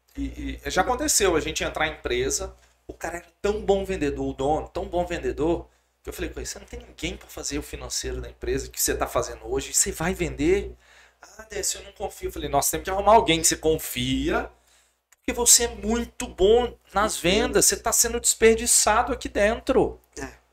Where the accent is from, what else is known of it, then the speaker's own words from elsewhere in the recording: Governador Valadares, Minas Gerais, Brazil; moved away as an adult; Eu sou de Valadares